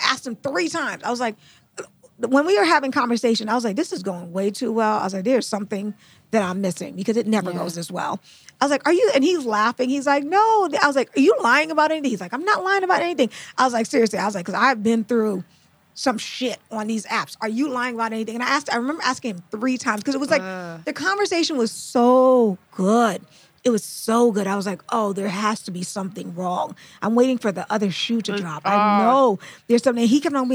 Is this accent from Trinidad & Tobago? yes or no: yes; Trinidad & Tobago; I'm from Trinidad.